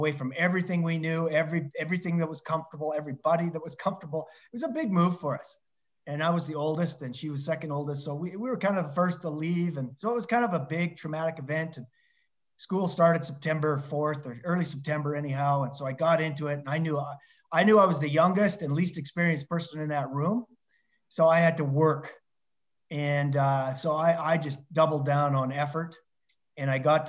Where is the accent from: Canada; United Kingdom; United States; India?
Canada; Lethbridge, Alberta; moved away; I applied for a university job to teach back in my hometown of Lethbridge, Alberta, Canada.